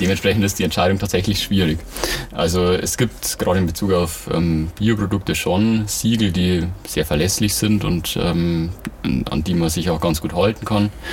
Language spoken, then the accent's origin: German; Ingolstadt, Bavaria, Germany; ich komme aus Ingolstadt, bin hier geboren und aufgewachsen